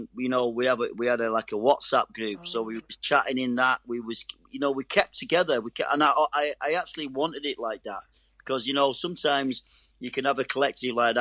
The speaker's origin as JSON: {"language": "English", "town": "Manchester", "region": "North West England", "country": "United Kingdom", "said": "I'm a Mancunian"}